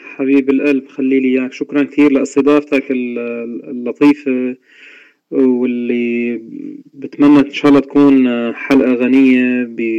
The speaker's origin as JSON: {"language": "Arabic", "town": "Al-Bab", "region": "Aleppo Governorate", "country": "Syria", "tie": "born or raised there", "said": "من مواليد مدينة آه، حلب بريف حلب منطقة الباب عام 1978 ولدت في ريف مدينة حلب ودرست فيها طبعا للابتدائية والإعدادية والثانوية"}